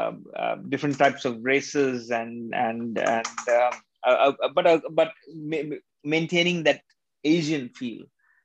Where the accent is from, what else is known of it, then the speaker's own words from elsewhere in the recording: Kerala, India; also born or lived in Singapore; We all know that I'm a Malayali. I'm from Kerala, India.